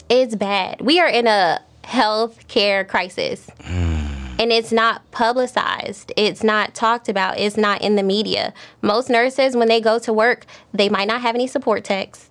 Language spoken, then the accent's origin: English; Miami, Florida, United States; I'm from Miami